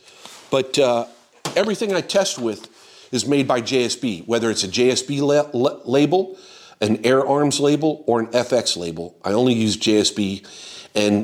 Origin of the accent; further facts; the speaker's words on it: Florida, United States; I grew up in Florida